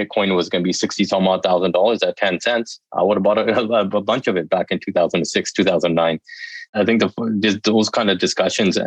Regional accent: Canada; I'm from Canada

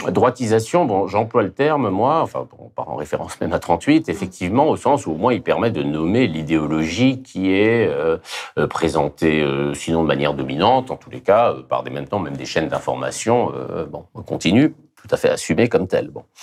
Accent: France; Je suis français et républicain.

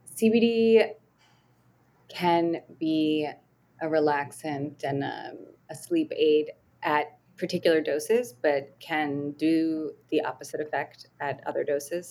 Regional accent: Delaware, United States; growing up in Delaware

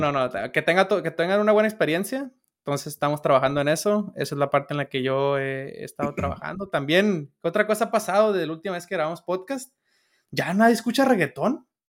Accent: Sinaloa, Mexico; yo soy de Sinaloa

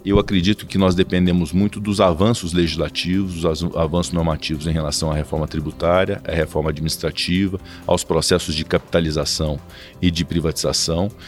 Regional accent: Passos, Minas Gerais, Brazil; moved away; also born or lived in Belo Horizonte; Vim do interior da cidade de Passos para estudar em Belo Horizonte

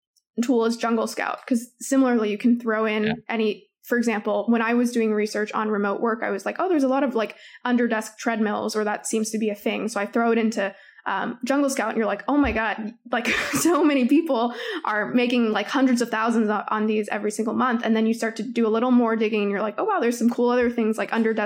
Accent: Toronto, Ontario, Canada; I'm from Toronto

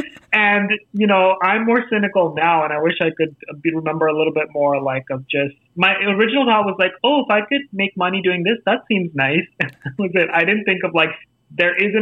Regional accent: New Delhi, Delhi, India; accent: Indian; moved away as an adult; also born or lived in Los Angeles; now in United States; I grew up in India

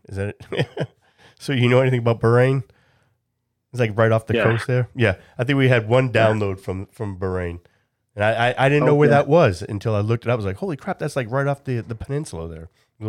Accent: Hudson, New Hampshire, United States; we kind of came up in Hudson together, correct? You graduated correct. a year before me.

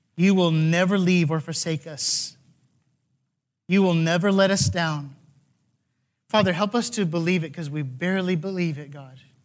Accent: Texas, United States; now in California, United States; I'm from Texas

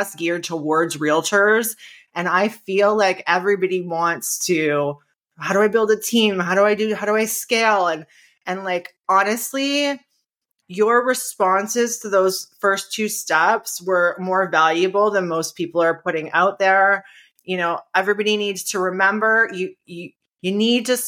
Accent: Niagara Falls, Ontario, Canada; we moved back to Niagara Falls, which is my hometown

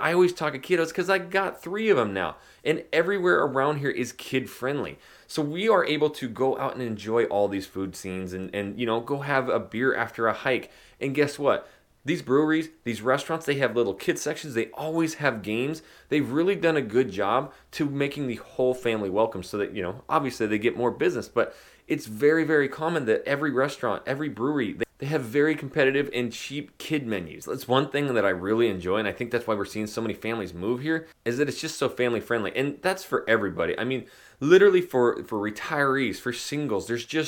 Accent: Idaho, United States; Yes, again, I am from Northern Idaho, small town. It's a logging mining town, which now has blown up.

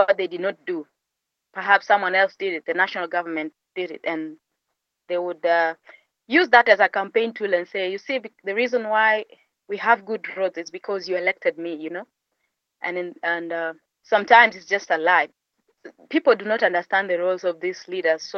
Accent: Bomet County, Kenya; I come from a region called Bomet. It's just next to Kericho County

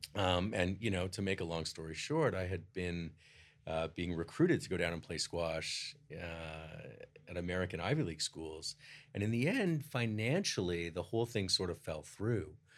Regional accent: Toronto, Ontario, Canada; I grew up in Toronto

